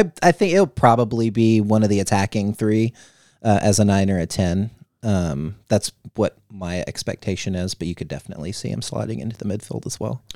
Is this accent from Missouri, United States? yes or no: yes; Missouri, United States; I'm from Missouri